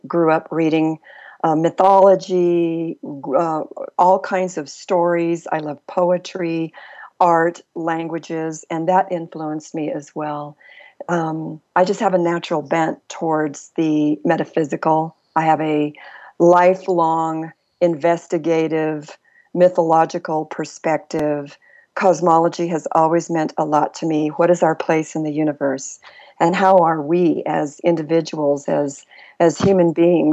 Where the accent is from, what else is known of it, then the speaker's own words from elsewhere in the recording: El Paso, Texas, United States; I grew up on the El Paso-Juarez border in a multi-ethnic, multicultural dynamic